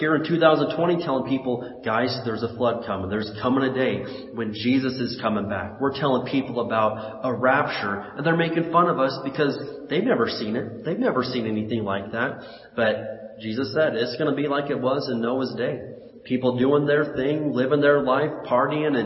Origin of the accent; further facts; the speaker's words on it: Indiana, United States; when I was a kid growing up in Indiana